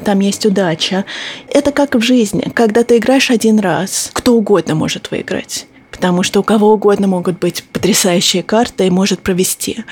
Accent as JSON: {"language": "Russian", "area": "near Boston", "region": "Massachusetts", "country": "United States", "tie": "born or raised there", "also_born_or_lived": "Moscow, Russia", "said": "Я родилась в Москве, но когда мне было 4 года, мы переехали в Массачусетс, около Бостона. И я выросла в Америке."}